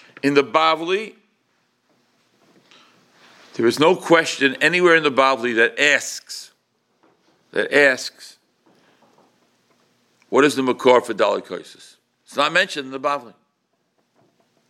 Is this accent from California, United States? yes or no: no; New York City, New York, United States; when I was at Shul growing up in Crown Heights